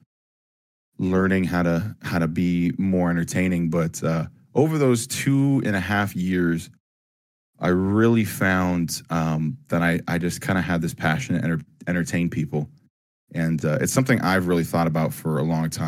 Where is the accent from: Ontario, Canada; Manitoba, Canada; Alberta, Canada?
Ontario, Canada; Ajax; I was born in Ajax, Ontario